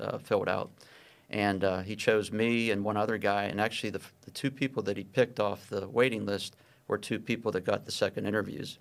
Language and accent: English; Pittsburgh, Pennsylvania, United States; I grew up in Pittsburgh and, and went to a small high school, uh, Edgewood High School.